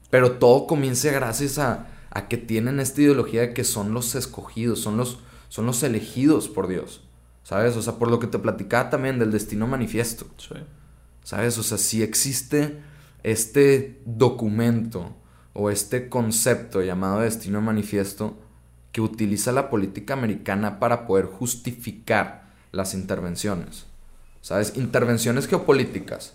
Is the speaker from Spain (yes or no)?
no; Mexico; como mexicanos